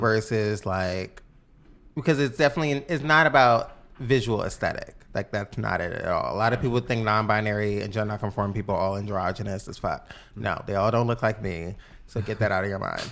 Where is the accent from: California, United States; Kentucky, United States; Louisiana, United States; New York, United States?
New York, United States; New York City; I am from the Bronx, New York